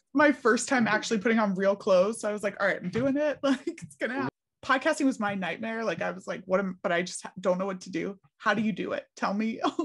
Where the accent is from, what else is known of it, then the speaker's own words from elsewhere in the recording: Philadelphia, Pennsylvania, United States; how I was raised in Philly.